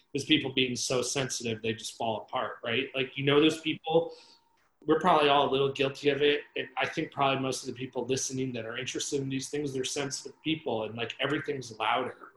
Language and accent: English; Northeast, United States; now in Los Angeles, United States; I grew up in the Northeast